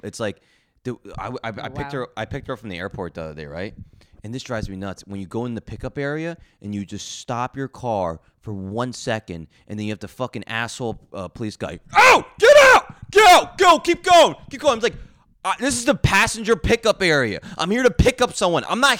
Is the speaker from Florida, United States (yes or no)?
no; New Jersey, United States; I'm from New Jersey, really bad road rage.